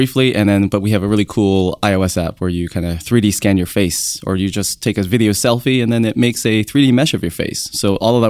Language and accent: English; Canada; now in San Francisco, United States; I'm a Canadian. I'm an iOS engineer.